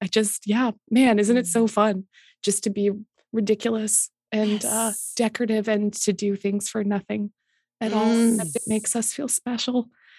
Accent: Canada; I accept as a Canadian

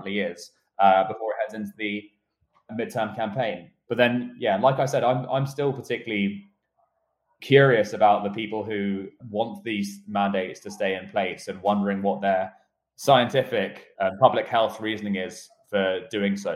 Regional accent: United Kingdom; moved away; my home country of the United Kingdom

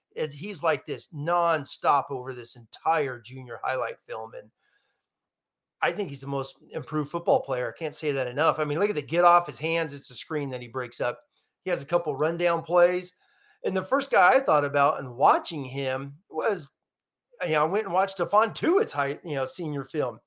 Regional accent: Long Beach, California, United States; I was born in Long Beach

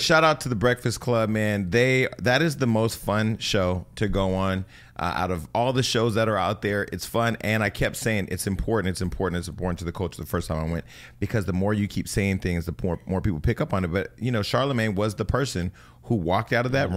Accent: near Gilroy, California, United States; Gilroy's right outside of my hometown.

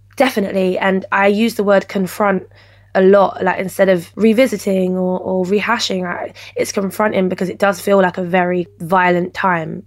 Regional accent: London, United Kingdom; I was raised in Peckham

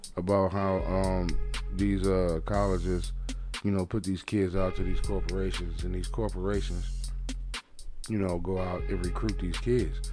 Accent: Michigan, United States; I'm from Michigan.

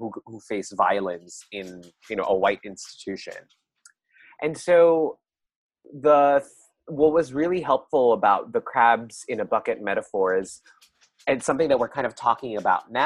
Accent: Philippines; now in Brooklyn, United States; as Filipino immigrants

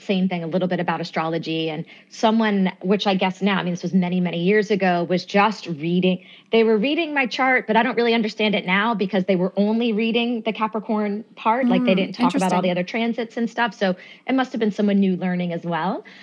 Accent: New York, United States; also born or lived in Winston-Salem, North Carolina; I was actually born in Brooklyn, New York

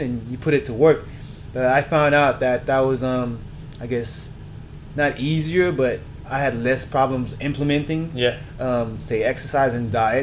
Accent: South Florida, United States; moved away as an adult; also born or lived in Haiti / Germany; now in Los Angeles, United States; I was born in Haiti, grew up in South Florida, Miami Beach, Boca Raton, if you guys have been to Florida. I'm a Florida

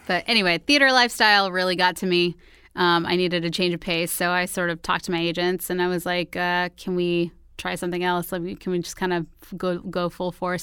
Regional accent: Houston, Texas, United States; moved away; also born or lived in New York; I'm originally from Houston, Texas

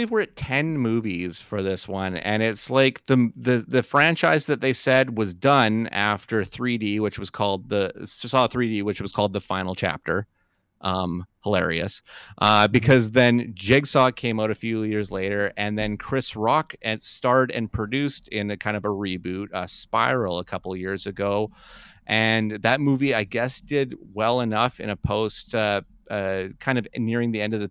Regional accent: Canada; as Canadian children growing into adults

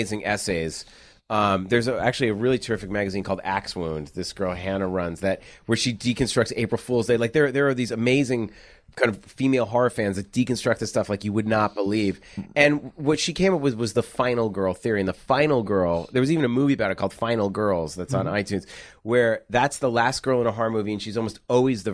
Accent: East Coast, United States; I grew up in the East Coast and I went to overnight camp

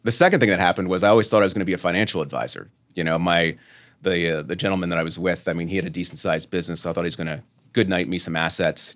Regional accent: Lancaster, Pennsylvania, United States; I'm from Lancaster, three hour train ride or bus ride away

